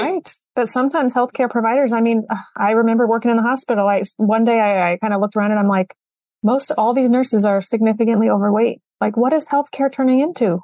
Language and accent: English; Iowa, United States; I'm from Iowa